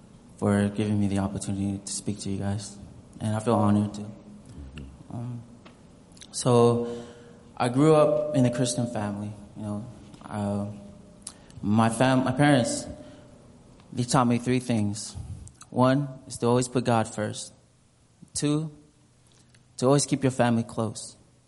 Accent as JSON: {"language": "English", "country": "Tonga", "moved": "yes", "lives_now": "Alaska, United States", "said": "My home country is Tonga."}